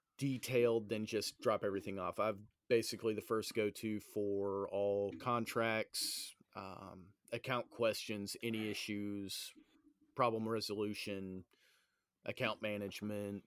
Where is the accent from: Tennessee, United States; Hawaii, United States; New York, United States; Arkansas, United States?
Tennessee, United States; Knoxville; also born or lived in Memphis, Tennessee / Clarksville, Tennessee; growing up in Knoxville in the 80s and early 90s